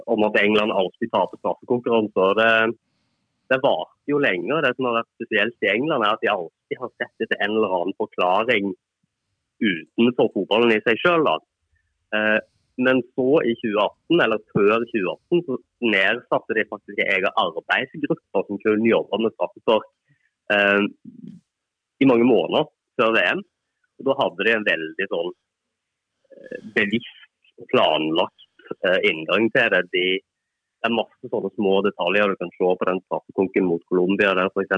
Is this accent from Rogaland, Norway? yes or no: yes; Bryne, Rogaland, Norway; moved away; jeg er fotballjournalist og kommer fra Bryne